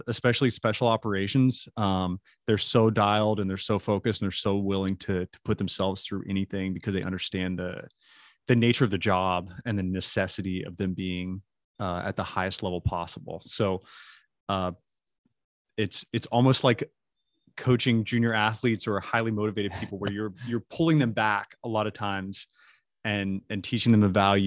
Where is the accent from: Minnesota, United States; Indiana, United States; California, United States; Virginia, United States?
Virginia, United States; Roanoke; now in Banner Elk, United States; I'm from Roanoke, Virginia. I live in Banner Elk, North Carolina